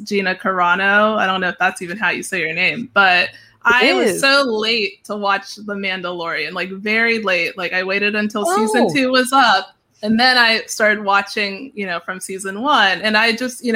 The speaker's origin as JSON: {"language": "English", "town": "Pittsburgh", "region": "Pennsylvania", "country": "United States", "said": "I'm from Pittsburgh"}